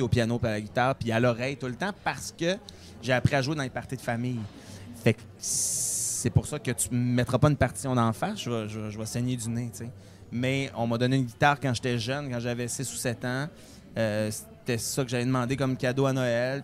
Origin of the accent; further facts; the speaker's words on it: Beauce, Quebec, Canada; Je viens de la Beauce